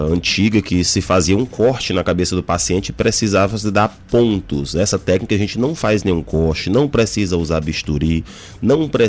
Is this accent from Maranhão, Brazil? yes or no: yes; São Luís, Maranhão, Brazil; eu sou daqui mesmo de São Luís e eu fiz a graduação em, em medicina aqui.